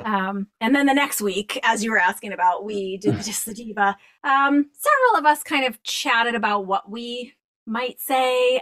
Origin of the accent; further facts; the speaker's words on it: Boston, Massachusetts, United States; I grew up in Boston